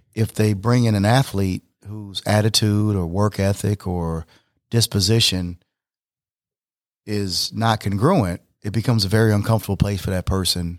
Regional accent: Flint, Michigan, United States; growing up in Flint, Michigan

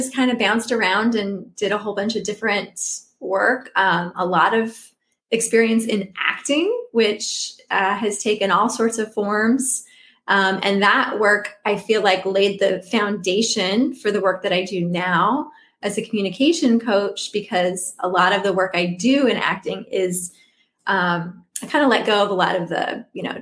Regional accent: Omaha, Nebraska, United States; now in Arlington, United States; I'm originally from Omaha, Nebraska. So I'm, you know, a Midwesterner at heart

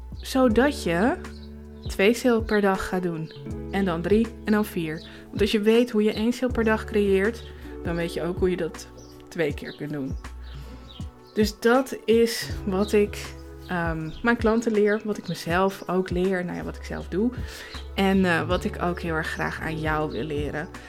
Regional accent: Zaanstreek, North Holland, Netherlands; moved away as an adult; now in Emmen, Netherlands; ik kom uit de Zaanstreek, daar ben ik geboren en getogen

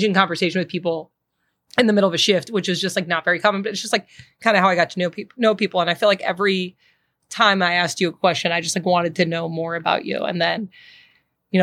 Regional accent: Boston, Massachusetts, United States; moved away as an adult; also born or lived in New York / Los Angeles; now in Chicago, United States; I grew up in Boston

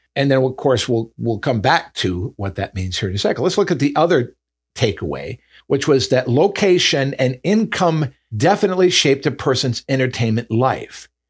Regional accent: Michigan, United States; the way I grew up in Michigan in the north

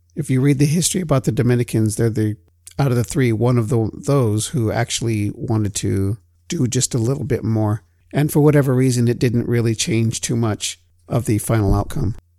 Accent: United States; what I know from within my own family, being Native American

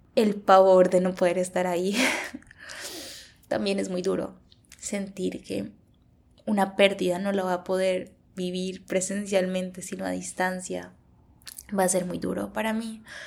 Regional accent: Colombia; moved away as an adult; now in Canada; cuando regrese a Colombia no me voy a sentir lo colombiana suficiente para sentirme en casa

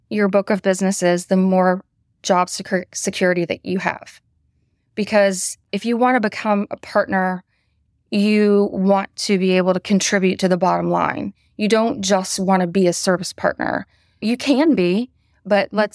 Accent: Atlanta, Georgia, United States; I did. I went to high school in Atlanta and I went to the University of Georgia to go dogs.

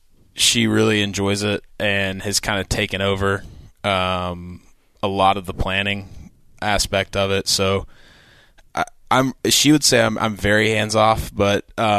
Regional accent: Georgia, United States; So, like, he lives in Georgia. I'm from Georgia. She's from Kansas City.

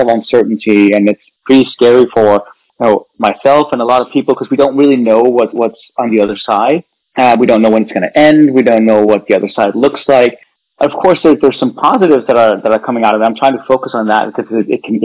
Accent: Denmark; moved away as an adult; also born or lived in California, United States; now in United States; I was born and raised in Denmark, and I came right at the height of the dot-com boom to the United States.

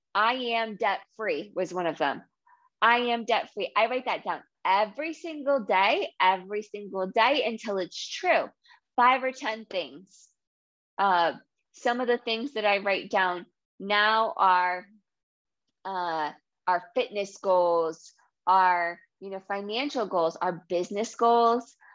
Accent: New England, United States; accent: New England; also born or lived in Massachusetts; I grew up in Rhode Island and Massachusetts.

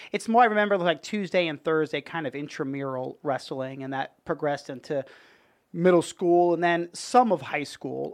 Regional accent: Dix Hills, New York, United States; moved away as an adult; also born or lived in Brooklyn, New York; now in Tampa, United States; I was born in Brooklyn. I lived there till I was, like, five, and then, uh, moved out to Long Island, and I was there, uh, till I was eighteen

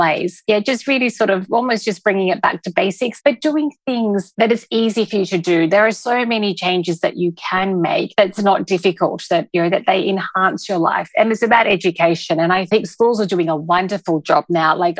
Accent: Australia; moved away as an adult; now in Dubai, United Arab Emirates; So I am from Australia, along with my husband. We arrived in Dubai 5 years ago

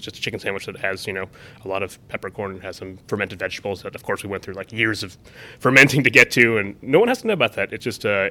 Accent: Columbus, Ohio, United States; I grew up in the Midwest.

